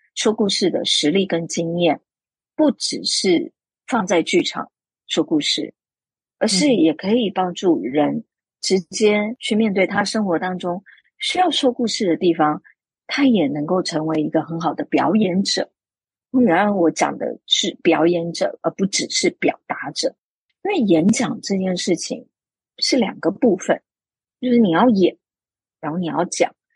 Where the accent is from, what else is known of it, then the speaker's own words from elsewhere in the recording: Taiwan; 作为一个台湾人，然后飞过去北京，去跟北京系统训练出来的舞台剧演员做一个交流